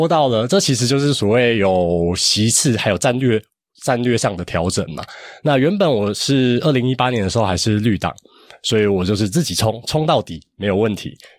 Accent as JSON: {"language": "Chinese", "region": "Hsinchu County", "country": "Taiwan", "said": "我是新竹人"}